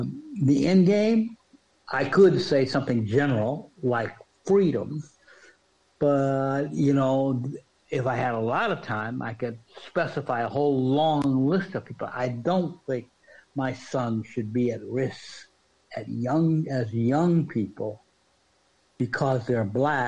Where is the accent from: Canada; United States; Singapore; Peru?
United States; Washington, District of Columbia; because I was from Washington, D.C.